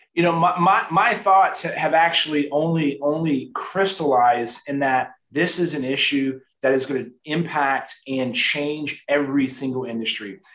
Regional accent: San Antonio, Texas, United States; born and raised in San Antonio, Texas, right? I'm from South Texas

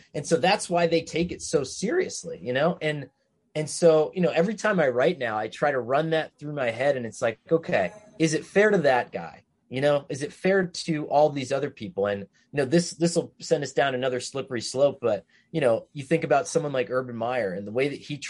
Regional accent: Scranton, Pennsylvania, United States; born or raised there

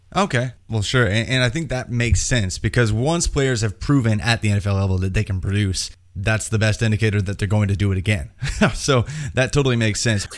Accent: Indiana, United States; I'm from Indiana.

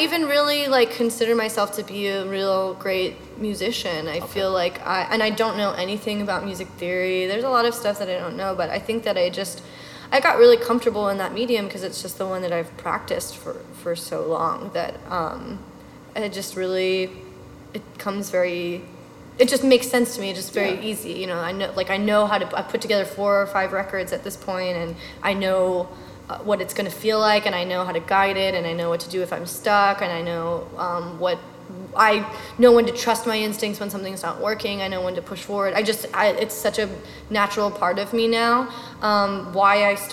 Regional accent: Oregon, United States; also born or lived in New York; now in Philadelphia, United States; my entire life growing up in Oregon

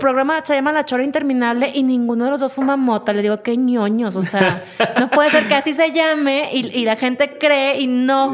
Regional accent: Mexico; quiénes somos los mexicanos

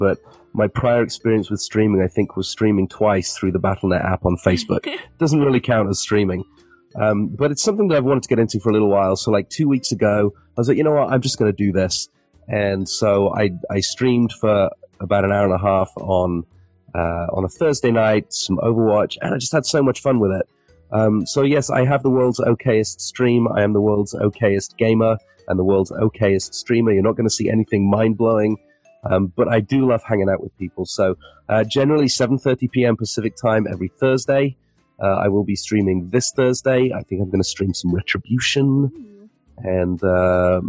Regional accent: England, United Kingdom; being English

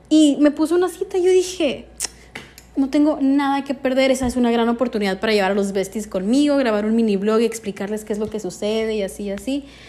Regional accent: northern Mexico, Mexico; de donde yo soy, en el norte de México

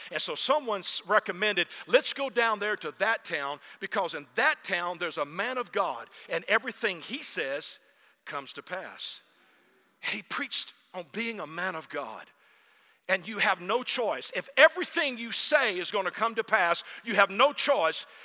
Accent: North Germany, Germany; My family is Danish, but we grew up in North Germany.

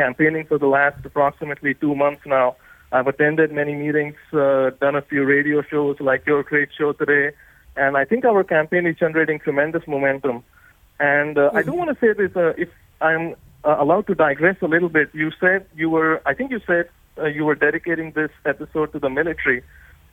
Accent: India; born or raised there; also born or lived in Summit, New Jersey, United States; now in Florida, United States

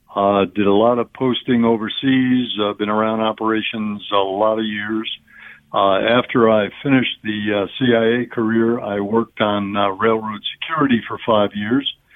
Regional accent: New Jersey, United States; Jersey guy

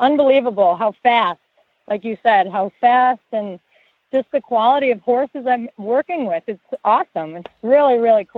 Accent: Buffalo, New York, United States; I'm actually from Buffalo, New York.

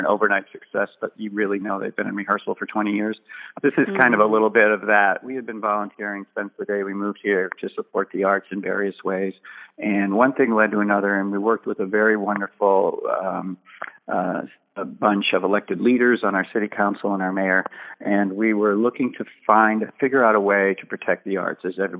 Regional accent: Boston, Massachusetts, United States; moved away as an adult; also born or lived in Arizona; now in St. Petersburg, United States; And that's where I come from.

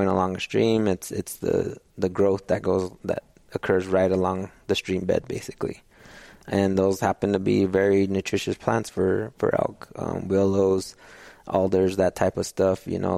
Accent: Sandia Pueblo, New Mexico, United States; also born or lived in Colorado; I'm from Sandia Pueblo, which is a little native community there north of Albuquerque. Grew up there.

